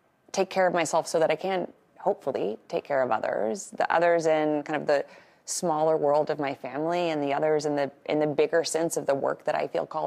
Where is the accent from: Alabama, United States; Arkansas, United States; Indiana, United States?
Arkansas, United States; Little Rock; when I was growing up in Little Rock in Arkansas in the 80s and 90s